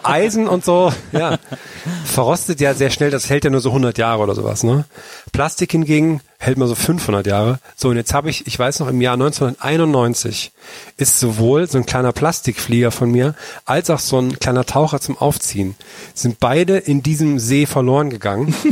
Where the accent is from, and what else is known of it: Thuringia, Germany; born or raised there